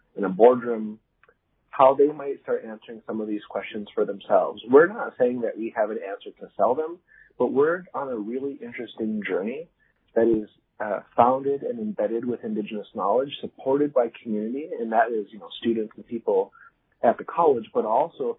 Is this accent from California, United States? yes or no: no; Green Bay, Wisconsin, United States; also born or lived in Grand River area, Ontario; now in Canada; I'm from Green Bay, Wisconsin originally. So I'm Oneida from the States, so technically an American